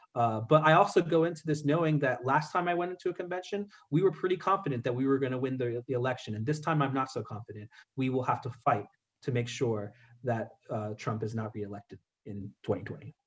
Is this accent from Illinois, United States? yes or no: no; California, United States; I'm from California